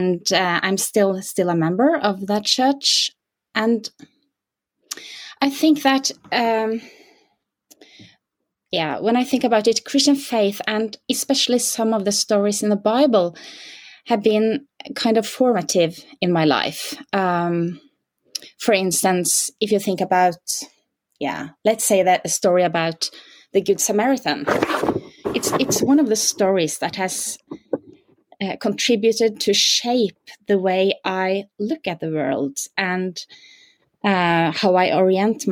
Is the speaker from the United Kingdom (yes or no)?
no; Norway; I'm from Norway, so I'm basically born with my skis on my feet